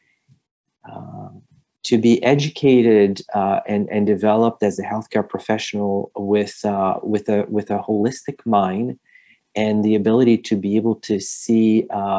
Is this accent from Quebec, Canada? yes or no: yes; Montreal, Quebec, Canada; moved away; I'm originally from Montreal, Canada.